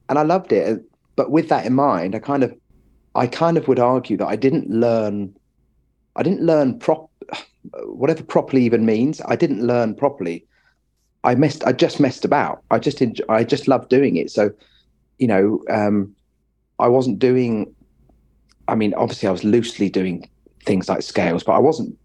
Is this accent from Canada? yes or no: no; Watford, East of England, United Kingdom; also born or lived in Westminster, London / Friern Barnet, London / Welwyn Garden City; now in Bedford, United Kingdom; moved to Watford. I lived in Watford kind of until I went to music college